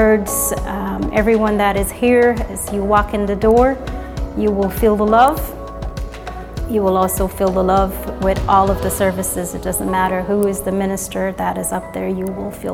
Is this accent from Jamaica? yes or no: yes; Jamaica; now in Indianapolis, United States; I'm originally from Jamaica, and I've been living here in Indianapolis, Indiana for about 20 years now